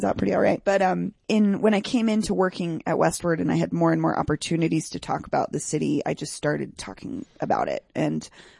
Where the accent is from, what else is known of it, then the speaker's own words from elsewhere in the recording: Denver, Colorado, United States; I grew up, it's a neighborhood called Virginia Village. Do you know where George Washington High School is?